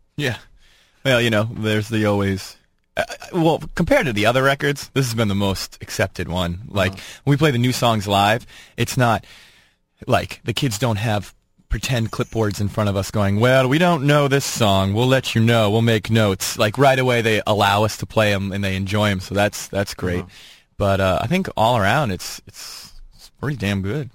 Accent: Boston, Massachusetts, United States; we're from Boston

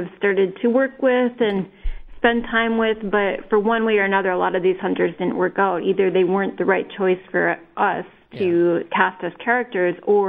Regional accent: northern Minnesota, United States; growing up in northern Minnesota

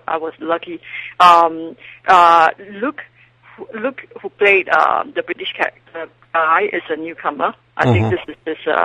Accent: Singapore; moved away as an adult; now in Los Angeles, United States; I'm originally from Singapore

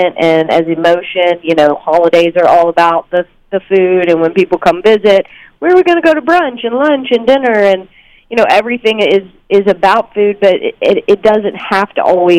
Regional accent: the South, United States; I grew up in the South, too, and my mom made buttermilk biscuits every morning for breakfast

